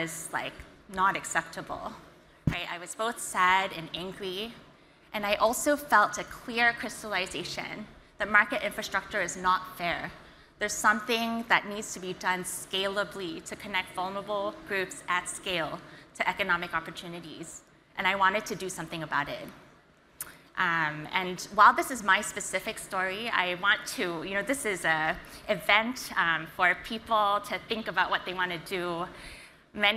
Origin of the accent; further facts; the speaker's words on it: Singapore; I was born and raised in Singapore.